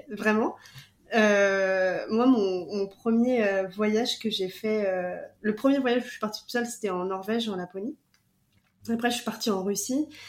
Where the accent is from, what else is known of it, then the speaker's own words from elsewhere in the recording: Vendée, Pays de la Loire, France; moved away as an adult; now in Quebec, Canada; je suis de Vendée